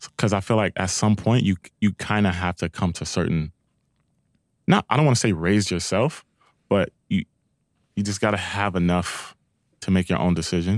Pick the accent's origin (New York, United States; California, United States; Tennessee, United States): California, United States; Long Beach; I'm from Long Beach